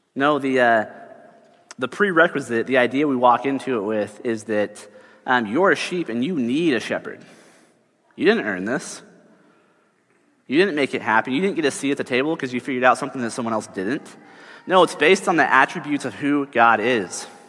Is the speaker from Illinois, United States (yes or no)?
no; Texas, United States; I grew up in Texas